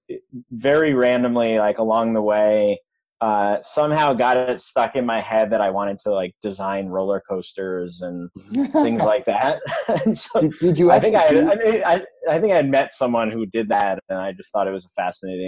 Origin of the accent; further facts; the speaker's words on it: a suburb outside of Albany, New York, United States; I grew up in upstate New York in a suburb outside of Albany, New York